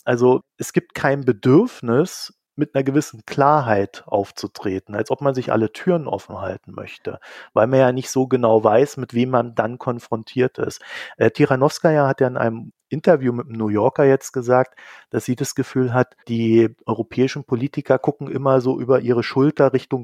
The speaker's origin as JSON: {"language": "German", "region": "East Germany", "country": "Germany", "said": "ich komme ja aus Ostdeutschland"}